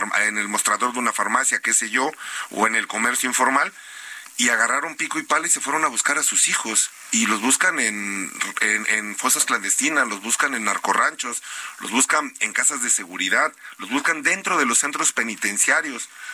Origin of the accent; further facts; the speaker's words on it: Veracruz, Mexico; yo soy de Veracruz